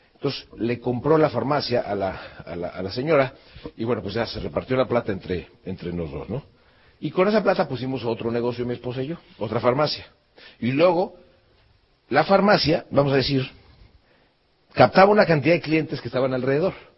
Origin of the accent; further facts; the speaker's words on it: Mexico; yo salí de México